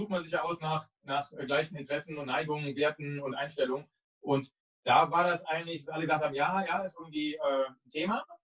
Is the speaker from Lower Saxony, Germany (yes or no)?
no; Cologne, North Rhine-Westphalia, Germany; Ich bin damals, glaube ich, in meinem Skateboard, BMX-Rad oder sonst irgendwas, nicht in Köln, wo ich herkomme, am Ring an einem, diesem Zeitungs, äh, diese Aufsteller, wo man die umsonst rausnehmen kann, bin ich vorbeigefahren.